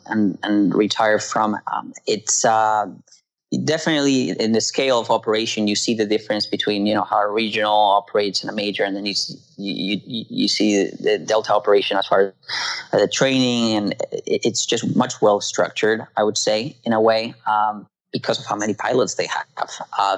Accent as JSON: {"language": "English", "country": "Peru", "said": "Mine was certainly unique in the fact that I came from Peru"}